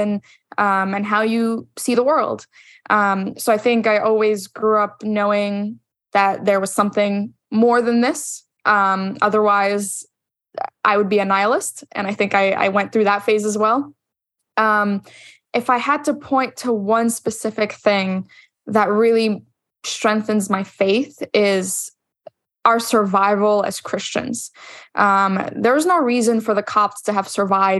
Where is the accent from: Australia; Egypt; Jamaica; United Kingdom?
Egypt; moved away; growing up in the Middle East, growing up in Egypt.